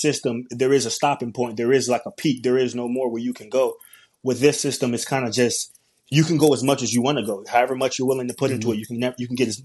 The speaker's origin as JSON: {"language": "English", "town": "Atlanta", "region": "Georgia", "country": "United States", "tie": "born or raised there", "said": "I'm from Atlanta, Georgia, born and raised"}